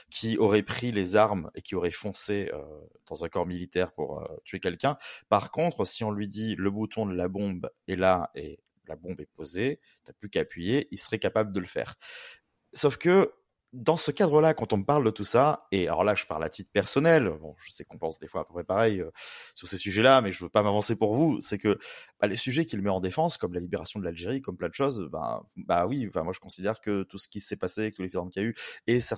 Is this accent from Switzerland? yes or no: yes; Switzerland; je suis suisse français comme Barbé.